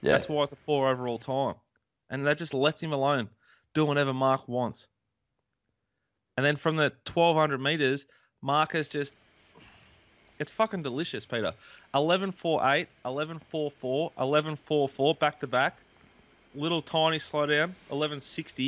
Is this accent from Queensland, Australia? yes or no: yes; Queensland, Australia; did a 4X because I'm a Queenslander